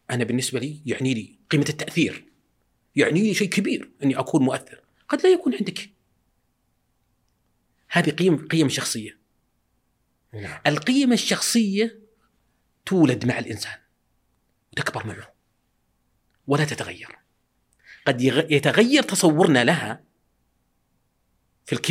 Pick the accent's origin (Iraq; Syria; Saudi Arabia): Saudi Arabia; Al Mithnab, Qassim Province; عندنا بالمذنب آه، إيه. ديرتنا